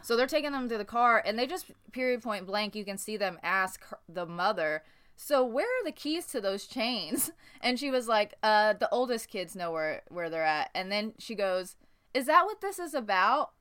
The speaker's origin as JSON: {"language": "English", "town": "Newburgh", "region": "Indiana", "country": "United States", "tie": "born or raised there", "said": "I grew up in Newburgh, Indiana"}